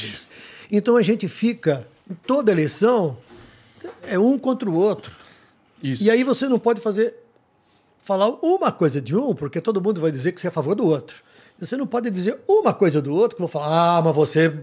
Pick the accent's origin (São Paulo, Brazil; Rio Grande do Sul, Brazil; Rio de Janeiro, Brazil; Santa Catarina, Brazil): São Paulo, Brazil; Sertãozinho and Ibitinga, interior of; also born or lived in Adamantina / Araraquara; now in São Paulo, Brazil; criei em Sertãozinho e Ibitinga. Depois a família foi para Araraquara